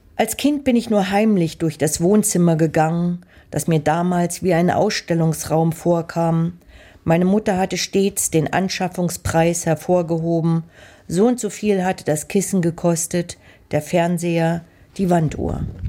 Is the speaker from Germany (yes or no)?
yes; Leipzig, Saxony, Germany; meine Kindheit in Leipzig